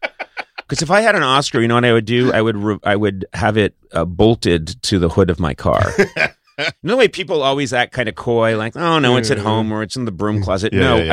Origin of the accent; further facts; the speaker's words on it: Boston, Massachusetts, United States; I'm 22. I'm from Boston by way of Ireland and Lebanon, and I'm excited.